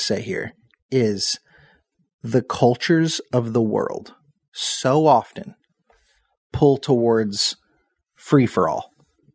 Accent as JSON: {"language": "English", "region": "Southern Indiana", "country": "United States", "said": "I'm a hillbilly. I'm from Southern Indiana"}